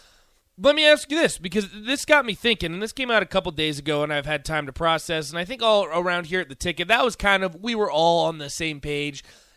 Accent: Rockford, Illinois, United States; moved away; I've been to Chicago quite a few times. I was born in Rockford

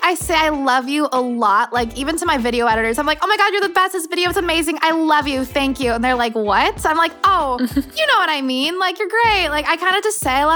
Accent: New York, United States; now in Los Angeles, United States; I'm originally from New York, but now I live in LA.

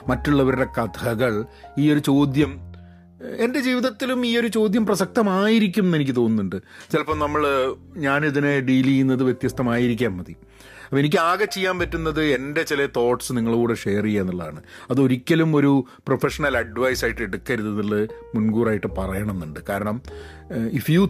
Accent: Dubai, United Arab Emirates; ഞങ്ങൾ ദുബായിലാണ് ഞാൻ ചെറുതാകുമ്പോൾ വളർന്നത്

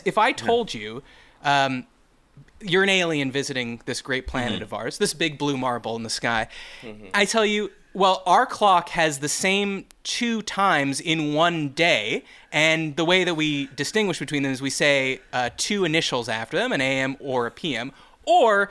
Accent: Canada; growing up in Canada

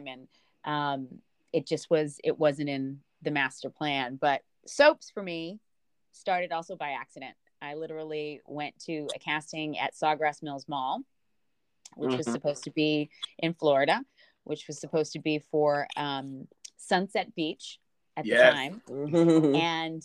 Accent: Jamaica; now in United States; And I'm Jamaican

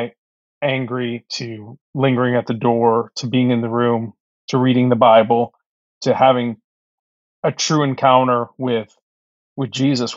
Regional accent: Egypt; now in United States; I was born in Egypt. And so I grew up in a Muslim family first, and came to Christ through really a relationship with my grandmother when we moved to the States

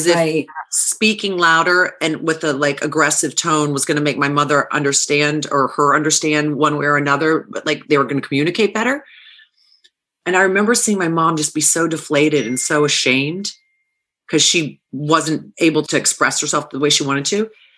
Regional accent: United States; I'm a white girl growing up in America that looks like just your typical white girl, but I am 100% Greek through and through

